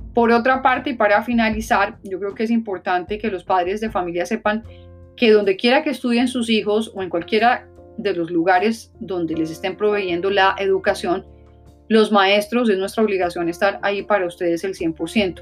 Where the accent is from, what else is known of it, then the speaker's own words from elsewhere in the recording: La Guajira, Colombia; also born or lived in Newark, New Jersey; now in New Jersey, United States; en el área de La Guajira, en Colombia, de donde soy originalmente